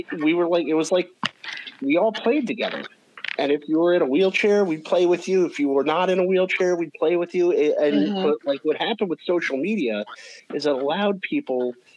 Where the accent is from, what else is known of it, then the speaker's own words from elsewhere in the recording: New York metropolitan area, United States; I was born in 84, so I grew up in the 80s and 90s. And, you know, my group of friends, I grew up in the New York metropolitan area.